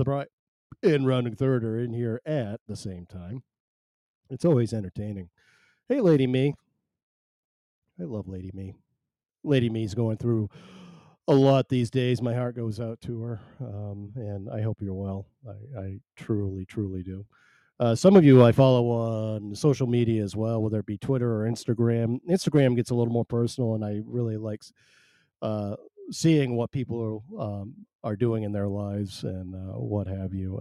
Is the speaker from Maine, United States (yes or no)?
yes; Maine, United States; I am not Canadian. I'm not Canadian. I'm from Maine. I'm from Maine, though